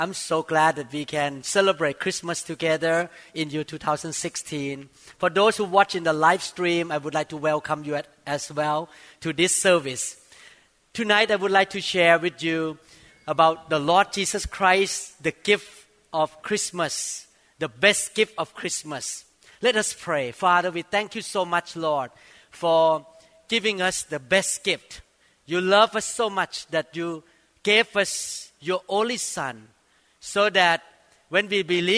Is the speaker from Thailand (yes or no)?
yes; Thailand; when I was growing up in Thailand